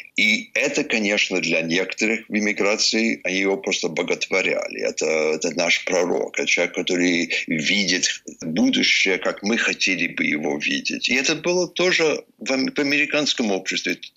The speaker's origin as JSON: {"language": "Russian", "region": "Vermont", "country": "United States", "tie": "born or raised there", "second_language": "Russian", "said": "Вермонт, мой родной штат"}